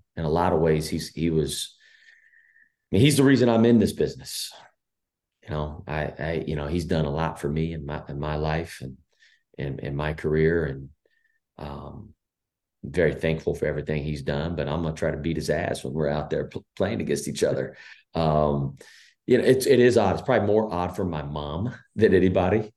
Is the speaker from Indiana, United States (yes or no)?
yes; Danville, Indiana, United States; growing up in Indiana, obviously every house has a hoop, right? I mean, you know, it's kind of the fabric of, we grew up in a small town, Danville